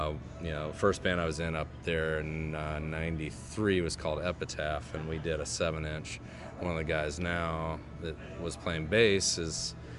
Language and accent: English; Waynesboro, Virginia, United States; This is in Waynesboro, Virginia, so that's where I grew up. Yeah, so I grew up in Waynesboro, Virginia